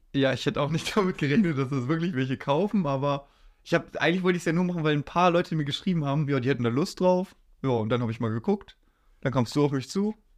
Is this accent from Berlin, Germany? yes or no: no; Kuhstedt, Lower Saxony, Germany; ich wohne, seitdem ich gewohnt bin, in Kuhstedt. Und ja, da bleib ich.